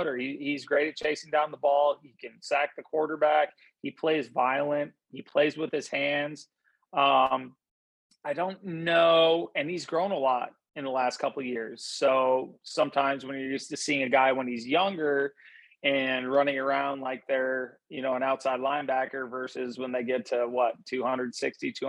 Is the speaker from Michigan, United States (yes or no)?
no; Madison, Wisconsin, United States; moved away; I grew up in Madison, Wisconsin, when my dad was the defensive coordinator at Wisconsin.